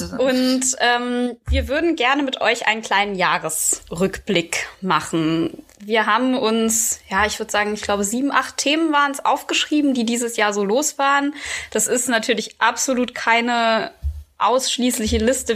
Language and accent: German; Quierschied, Saarland, Germany; in der Nähe von Quierschied, wo ich aufgewachsen bin.